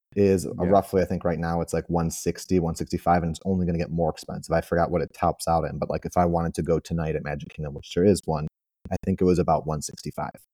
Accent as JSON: {"language": "English", "town": "Chicago", "region": "Illinois", "country": "United States", "moved": "yes", "lives_now": "Florida, United States", "said": "I am originally from Chicago. I do live in the Sunshine State now"}